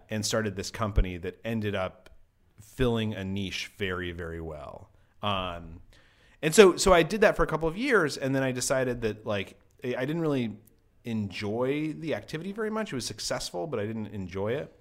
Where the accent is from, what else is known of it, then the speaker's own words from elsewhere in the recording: Albuquerque, New Mexico, United States; also born or lived in Cairo, Egypt; I grew up in Albuquerque, New Mexico